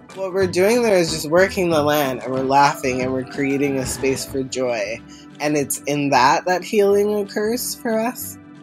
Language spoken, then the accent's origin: English; Long Island, New York, United States; we're all, we're all Long Islanders.